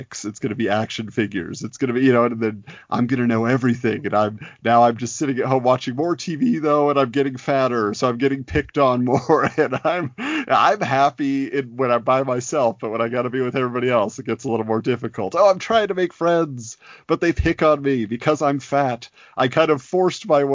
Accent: Southern California, United States; I was growing up in Southern California. So that was my base of operations from birth until college.

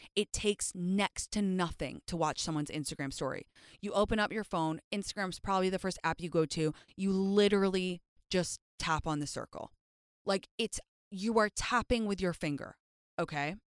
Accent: London, United Kingdom; now in Los Angeles, United States; me and my best friend Jyoti, when we were younger and we were growing up in London

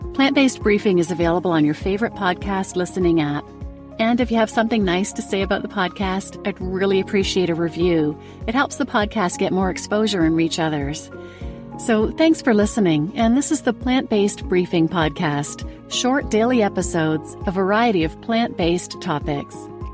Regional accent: Canada; now in North Carolina, United States; born and raised in Canada, and now living in the U S in North Carolina

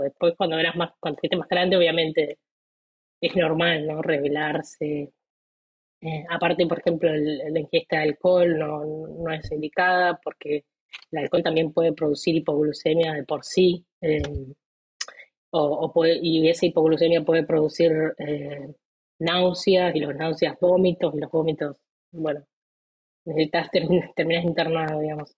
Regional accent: Colón, Entre Ríos, Argentina; moved away as an adult; now in United States; yo vengo de Argentina. Nací en una ciudad llamada Colón, en la provincia de Entre Ríos.

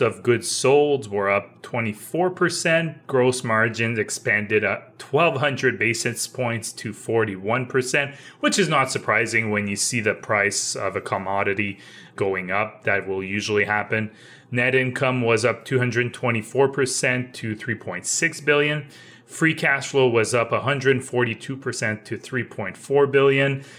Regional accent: Canada; as Canadian

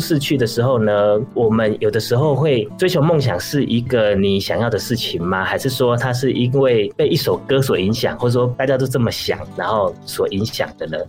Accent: Yilan County, Taiwan; 因为我是以兰人嘛，所以我会把我的一些生长环境的故事放在里面

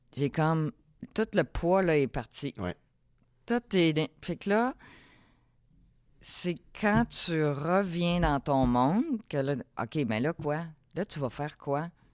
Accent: Saint-Eustache, Quebec, Canada; moved away as an adult; also born or lived in Africa; j'ai grandi à Saint-Eustache

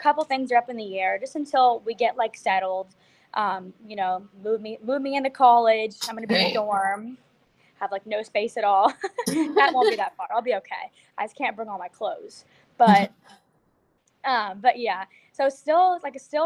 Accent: Florida, United States; I'm from Florida

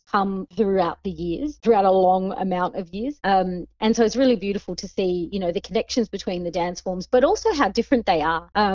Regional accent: Sri Lanka; now in Adelaide, Australia; I'm from Sri Lanka originally. My parents are from Sri Lanka.

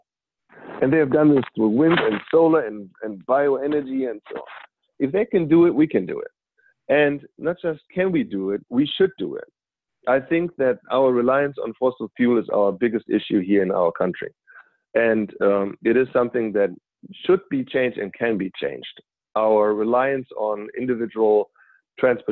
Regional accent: Germany; moved away; I'm originally from Germany

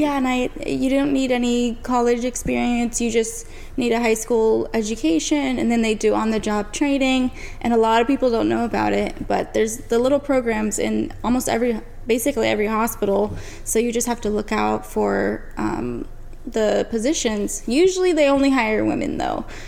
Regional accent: New Jersey, United States; I was born in New Jersey.

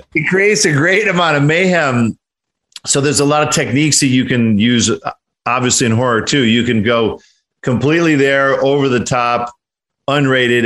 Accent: Detroit, Michigan, United States; also born or lived in Oregon; now in Los Angeles, United States; I'm from Detroit

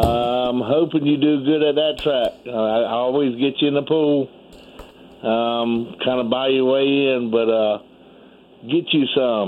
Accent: Outer Banks, North Carolina, United States; I'm from Outer Banks of North Carolina.

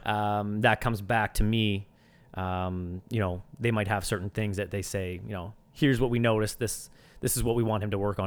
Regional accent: Sackville, New Brunswick, Canada; moved away as an adult; also born or lived in Antigonish, Nova Scotia; now in Halifax, Canada; I grew up in, in Sackville, New Brunswick, just a small town, uh, not too far outside of Moncton

